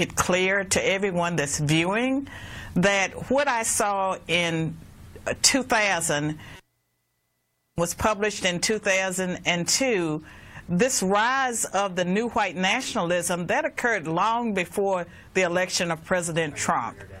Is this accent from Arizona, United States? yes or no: no; Virginia, United States; Virginia is my home state